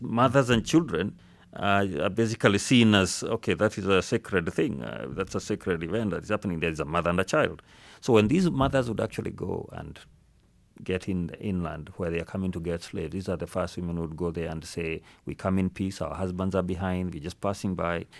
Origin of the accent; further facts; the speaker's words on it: Nairobi, Kenya; I grew up speaking it in Nairobi.